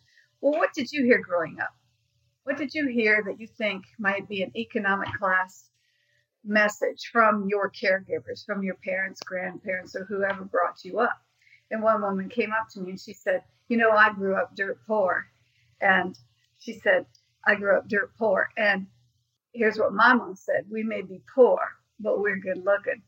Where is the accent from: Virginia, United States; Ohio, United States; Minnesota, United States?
Ohio, United States; now in Greenville, United States; I'm originally from Ohio